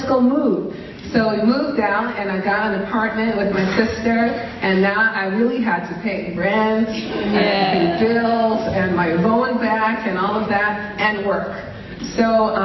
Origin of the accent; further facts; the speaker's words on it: New York City, New York, United States; I grew up in Brooklyn.